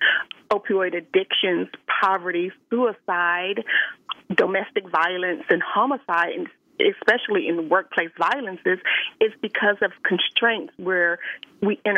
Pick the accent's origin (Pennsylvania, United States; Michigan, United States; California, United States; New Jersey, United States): California, United States; Los Angeles; a Black woman growing up in South Central Los Angeles